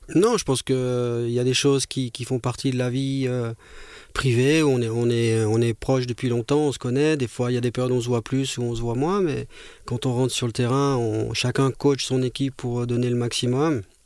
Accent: Monthey, Valais, Switzerland; de mon enfance quand j'étais jeune, junior au FC Monté

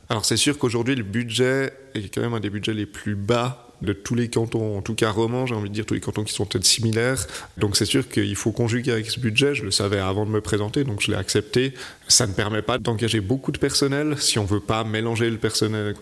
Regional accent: Vaud, Switzerland; moved away as an adult; now in Troistorrents, Switzerland; moi je suis vaudois d'origine

